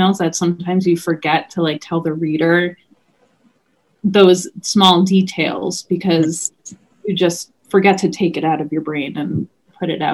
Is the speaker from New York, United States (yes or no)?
yes; New York, United States; growing up in New York